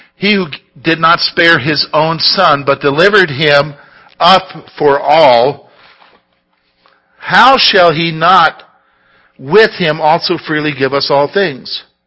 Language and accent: English; Columbia, South Carolina, United States; moved away; I grew up in South Carolina in what's known as the Sand Hills of South Carolina, down there in Columbia